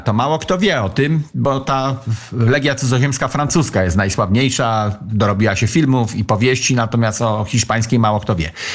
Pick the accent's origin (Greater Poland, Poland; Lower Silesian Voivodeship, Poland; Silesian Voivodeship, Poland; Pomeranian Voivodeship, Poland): Pomeranian Voivodeship, Poland; ja jestem z Pomorza